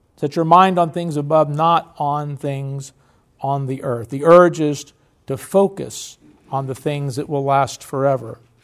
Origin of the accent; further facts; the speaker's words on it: United States; we're very patriotic. We're American.